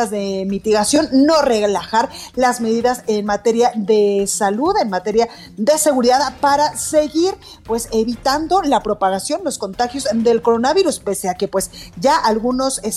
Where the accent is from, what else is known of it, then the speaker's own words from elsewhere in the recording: Guadalajara, Jalisco, Mexico; now in Mexico City, Mexico; en Guadalajara, Jalisco, en mi tierra, en la Perla Tapatía